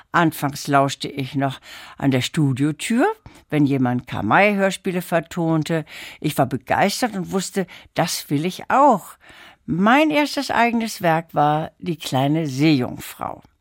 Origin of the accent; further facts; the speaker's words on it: Lübeck, Schleswig-Holstein, Germany; Äh, ich bin in Lübeck aufgewachsen. Da waren meine Eltern nach dem Zweiten Weltkrieg gelandet.